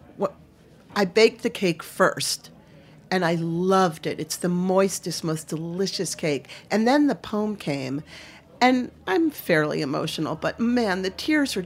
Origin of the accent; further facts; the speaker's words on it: Maine, United States; I'm from Maine